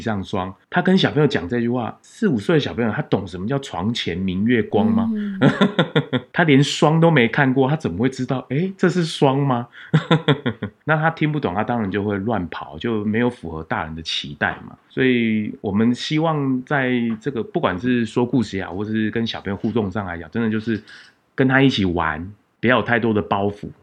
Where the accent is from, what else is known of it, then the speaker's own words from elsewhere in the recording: Taiwan; 我们台湾人比较害羞内向